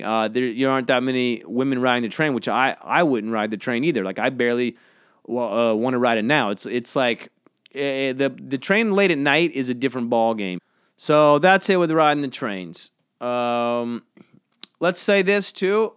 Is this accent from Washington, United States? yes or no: no; Georgia, United States; now in New York City, United States; I grew up in Georgia, and now I live in New York